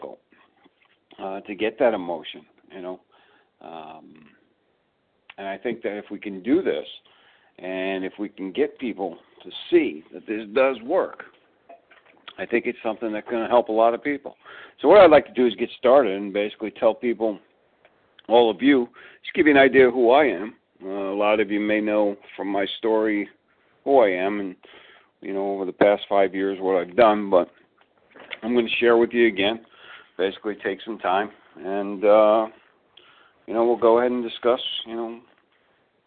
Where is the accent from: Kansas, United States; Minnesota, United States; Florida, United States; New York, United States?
New York, United States; Long Island; also born or lived in Brooklyn; I grew up in Long Island